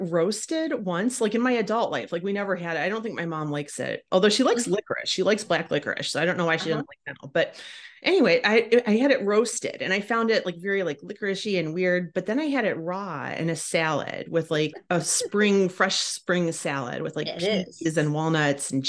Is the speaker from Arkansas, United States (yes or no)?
no; Cleveland, Ohio, United States; accent: Cleveland; My Cleveland accent